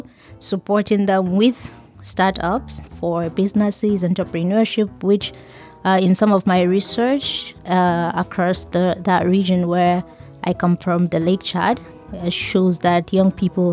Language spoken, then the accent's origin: English; Nigeria; I am from Nigeria